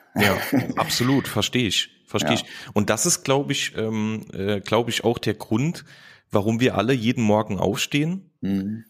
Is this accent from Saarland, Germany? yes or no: yes; Saarland, Germany; Lukas und ich, wir kommen, äh, kommen aus dem Saarland